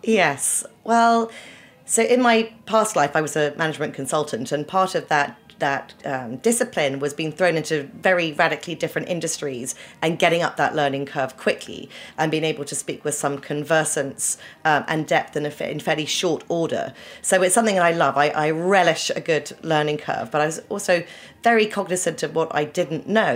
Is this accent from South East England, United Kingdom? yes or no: yes; Winchester, South East England, United Kingdom; moved away as an adult; also born or lived in Oxford; now in New York, United States; I was born in Oxford, but grew up in um, a very beautiful historical uh, town called Winchester in the south of England